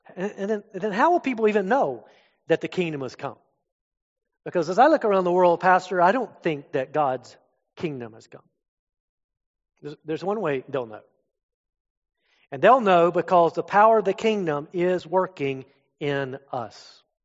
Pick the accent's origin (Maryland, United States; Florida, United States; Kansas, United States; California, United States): Florida, United States; moved away as an adult; also born or lived in up north; I'm from Florida.